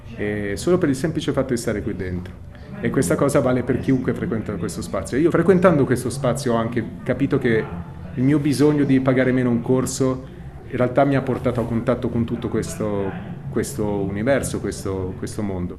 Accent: Milan, Lombardy, Italy; now in Rome, Italy; sono cresciuto a Milano poi in realtà anche se vengo

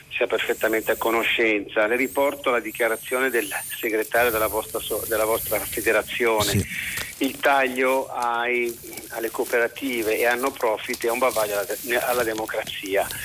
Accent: Liguria, Italy; now in Piedmont, Italy; chiamo dal Piemonte dove attualmente sono sequestrato perché sono ligure, ma

